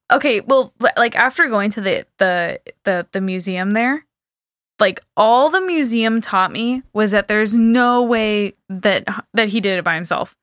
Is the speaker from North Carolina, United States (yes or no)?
no; California, United States; I'm from California and there's no snow there